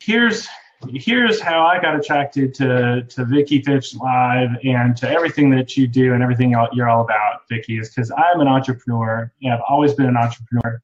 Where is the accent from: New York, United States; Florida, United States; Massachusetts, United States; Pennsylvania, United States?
Massachusetts, United States; Boston; moved away as an adult; now in North Carolina, United States; I'm originally from Boston, Massachusetts. That's where I was born and went to high school.